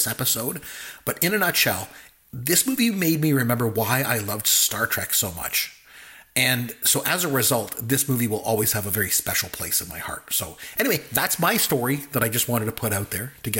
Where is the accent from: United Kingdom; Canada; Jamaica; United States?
Canada; since I'm Canadian